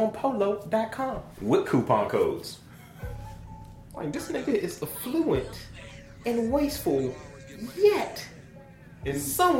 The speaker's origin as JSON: {"language": "English", "town": "Baltimore", "region": "Maryland", "country": "United States", "said": "I'm from East Baltimore."}